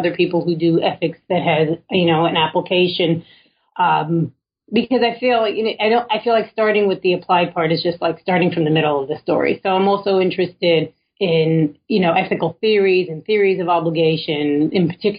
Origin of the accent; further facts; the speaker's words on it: New York City, New York, United States; I was born in Williamsburg, Brooklyn, well before it was cool.